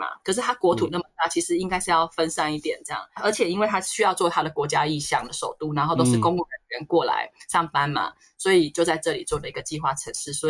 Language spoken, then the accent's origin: Chinese; Taiwan; now in Australia; 呃，有的人像我们台湾人，他可能没有机会出国的，啊，老一辈的或是家里比较家境不许可